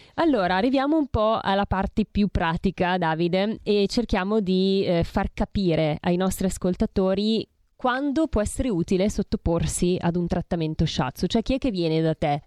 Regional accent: Bergamo, Lombardy, Italy; io poi sono bergamasca, figurati da noi si mangia tantissima carne

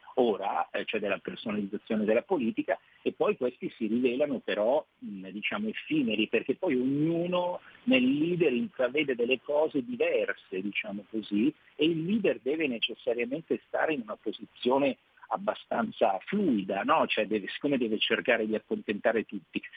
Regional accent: Rome, Lazio, Italy; da romano so cosa vuol dire avere avuto un sindaco dei Cinque Stelle

